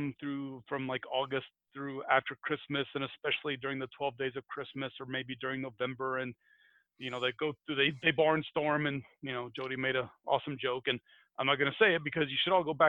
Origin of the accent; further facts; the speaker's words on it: United States; because I'm American.